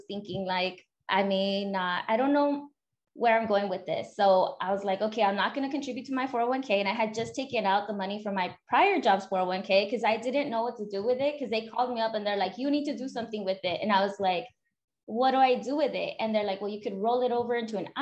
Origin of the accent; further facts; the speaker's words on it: California, United States; born and raised in California